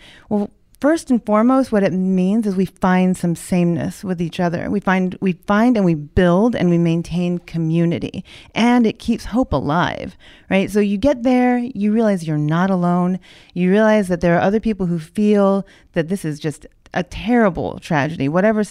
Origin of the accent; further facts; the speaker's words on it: Honolulu, Hawaii, United States; I was born in Honolulu. I was raised by a dad who spent a lifetime in the military.